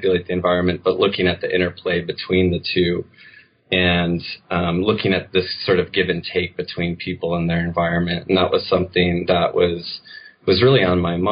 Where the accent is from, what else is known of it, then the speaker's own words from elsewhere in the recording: United States; growing up in the United States